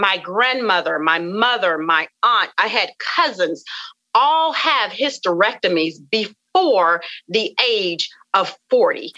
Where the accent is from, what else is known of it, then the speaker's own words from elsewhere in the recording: the South, United States; I come from the South and we come from you know a family of just rich cooking rich foods